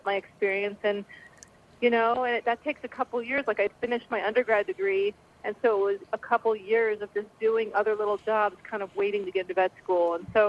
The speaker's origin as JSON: {"language": "English", "region": "Indiana", "country": "United States", "tie": "born or raised there", "said": "I grew up in Indiana, so, you know, there'd be raccoons and skunks and who knows what."}